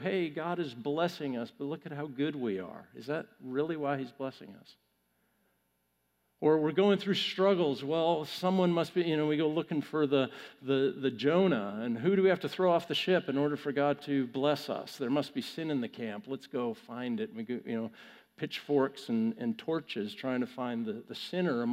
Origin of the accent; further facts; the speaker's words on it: Canada; moved away; I'm Canadian